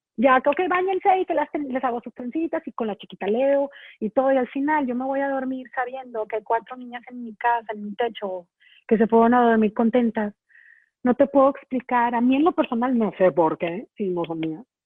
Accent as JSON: {"language": "Spanish", "country": "Mexico", "also_born_or_lived": "Chicago", "moved": "yes", "said": "yo era la única mexicana"}